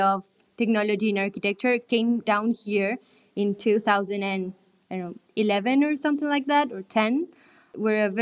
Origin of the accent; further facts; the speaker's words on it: Uruguay; also born or lived in France; I'm Uruguayan too. I've lived like a bunch of time in France